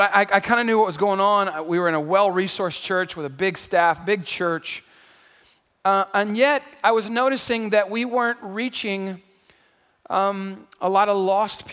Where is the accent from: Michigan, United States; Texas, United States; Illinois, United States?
Texas, United States; San Antonio; also born or lived in Houston, Texas; drew me back home to San Antonio. I'm from San Antonio. I was born here.